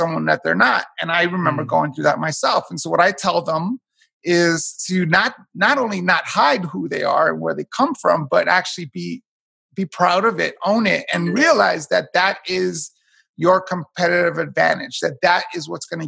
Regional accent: New York City, New York, United States; I'm a first generation American, born and raised in Hell's Kitchen, New York

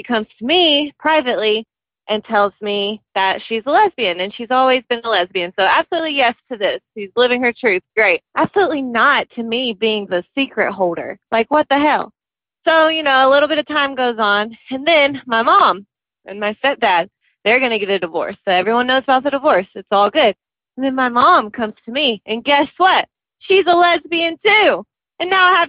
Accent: Nashville, Tennessee, United States; I'm from Nashville.

